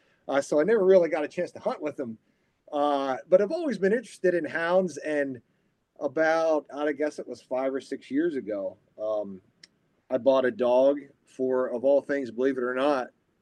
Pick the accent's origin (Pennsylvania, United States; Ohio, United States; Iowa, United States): Pennsylvania, United States; also born or lived in Virginia; Well, I was born and raised in Pennsylvania, spent quite a bit of time in Virginia, and then came back to Pennsylvania about 5 years ago, luckily back to my home state.